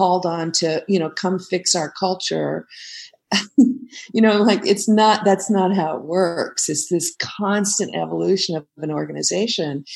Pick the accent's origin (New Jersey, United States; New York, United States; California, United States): California, United States; Silicon Valley; I grew up out here in the Silicon Valley, surrounded by software engineers